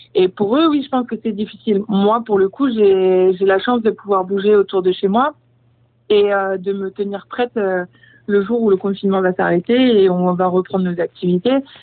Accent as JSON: {"language": "French", "region": "Brittany", "country": "France", "tie": "born or raised there", "moved": "yes", "lives_now": "Paris, France", "said": "je reviens euh, bah, sur mes terres, là où j'ai grandi"}